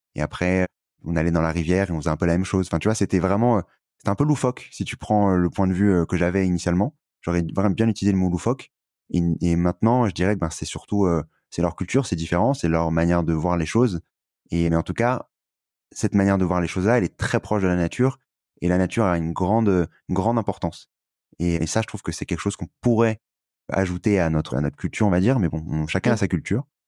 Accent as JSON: {"language": "French", "country": "France", "said": "on était euh, privilégié en France"}